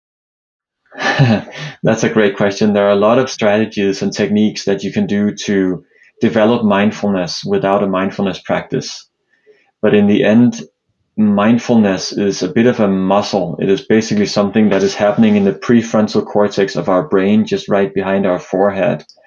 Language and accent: English; Copenhagen, Capital Region of Denmark, Denmark; now in New York, United States; I'm uh, originally from uh, Denmark, Copenhagen, uh, but live in New York nowadays